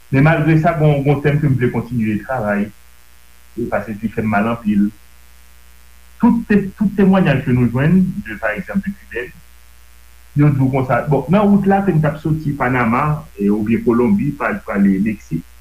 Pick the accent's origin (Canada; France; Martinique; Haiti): Haiti; Un, parce que je suis noir, deux, parce que je suis haïtien.